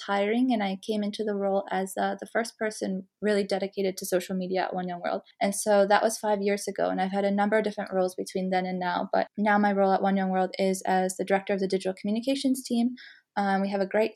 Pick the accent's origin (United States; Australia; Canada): Canada; moved away as an adult; also born or lived in Malawi; now in London, United Kingdom; I'm originally from Canada, where I studied communications and international relations in my undergrad